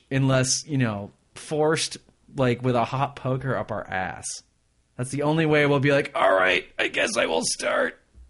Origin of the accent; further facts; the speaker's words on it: Michigan, United States; I'm still going to keep listening, because I don't change my ways, because I'm from Michigan, but I'm going to complain a lot.